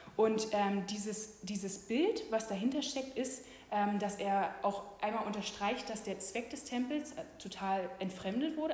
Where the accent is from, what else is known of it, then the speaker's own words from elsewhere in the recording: Germany; Wir Deutschen